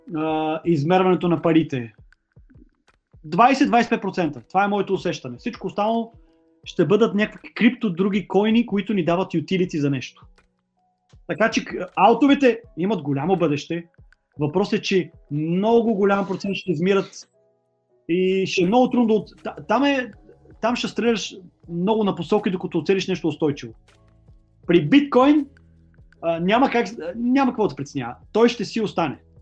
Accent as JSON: {"language": "Bulgarian", "country": "Bulgaria"}